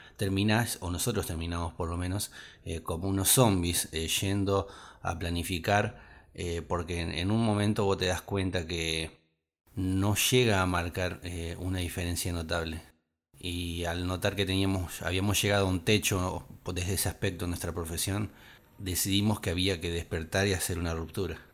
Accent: Argentina; nuestra provincia y nuestro país

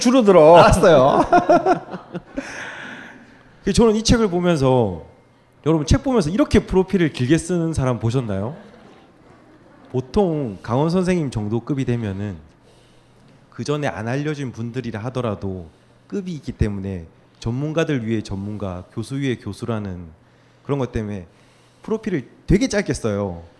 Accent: Busan, South Korea; 저도 부산에서 태어나서

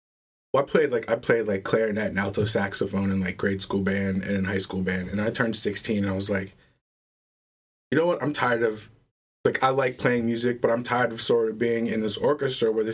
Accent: Adelphi, Maryland, United States; moved away as an adult; now in Baltimore, United States; I grew up in Delphi, Maryland, a little mostly Hispanic town, like right next to the University of Maryland College Park

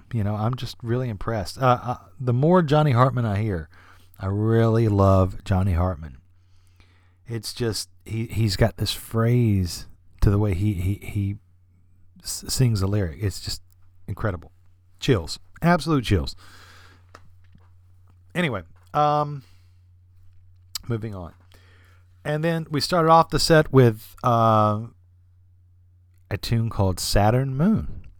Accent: Alabama, United States; I'm from Alabama, as was Sun Ra.

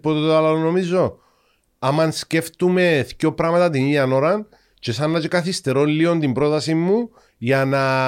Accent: Cyprus; accent: Cypriot; also born or lived in England; είχα Κυπριακή προφορά

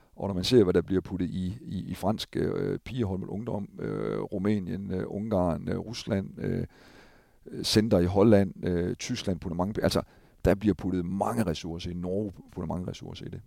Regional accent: Thisted, North Denmark Region, Denmark; Jeg kommer selv fra Tisted af.

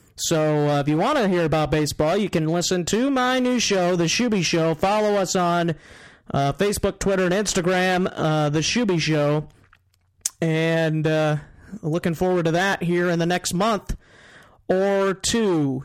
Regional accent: Northwest Iowa, United States; I am from Northwest Iowa

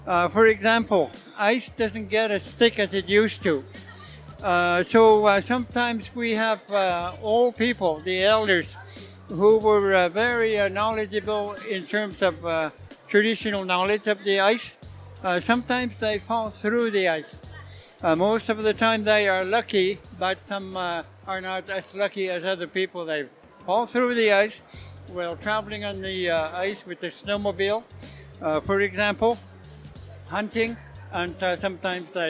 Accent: Nunavut, Canada; English is a second language; I come from the Arctic Canada in a place called Nunavut.

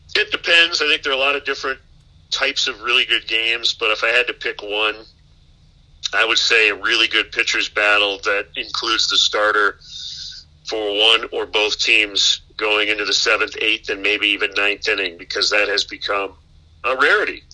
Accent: Michigan, United States; now in Chicago, United States; My, my wife and I are both from the Midwest. I'm from Michigan

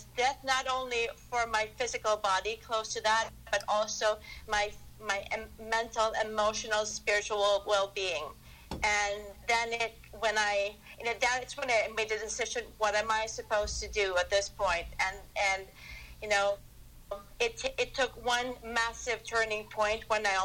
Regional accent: Philippines; moved away as an adult; now in United States; I was born and raised in the Philippines, and I came to the United States for my training

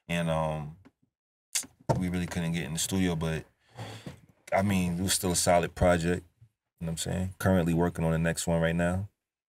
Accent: New York, United States; But I think people forget, like, I'm from New York, so I don't make just trap beats.

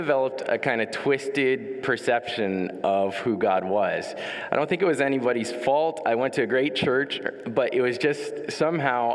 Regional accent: Ottawa, Ontario, Canada; Born and raised in Ottawa

